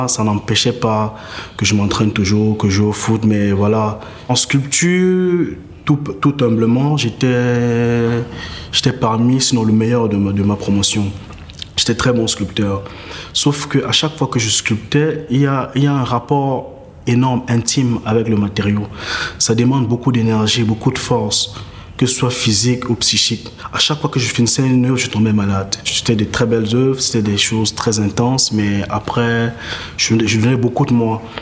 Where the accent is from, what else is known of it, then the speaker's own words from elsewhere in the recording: Cameroon; Artiste plasticien, j'ai 31 ans, je suis camerounais.